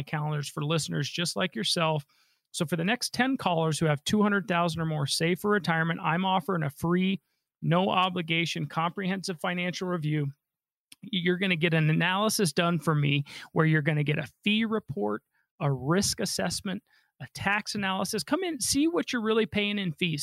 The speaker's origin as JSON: {"language": "English", "region": "Colorado", "country": "United States", "tie": "born or raised there", "said": "I was born and raised here in Colorado"}